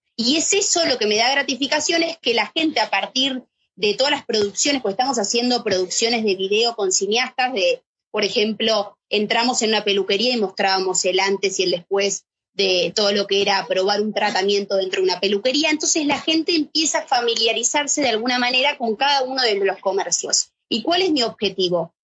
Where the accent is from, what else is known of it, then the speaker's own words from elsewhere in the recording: Argentina; moved away as an adult; now in Madrid, Spain; siendo argentina